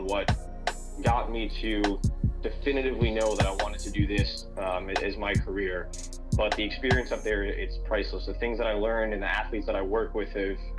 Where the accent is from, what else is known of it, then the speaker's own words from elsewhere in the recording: New York, United States; moved away as an adult; also born or lived in West Virginia; I'm coming down from New York. That's where I, you know, grew up, born and raised